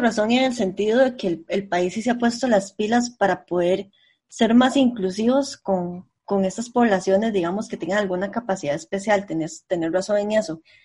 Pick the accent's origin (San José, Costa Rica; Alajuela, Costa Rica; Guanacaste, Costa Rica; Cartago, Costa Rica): San José, Costa Rica; also born or lived in rural area near Jacó; yo soy del centro de San José, entonces yo siempre estoy súper acostumbrada a caminar rápido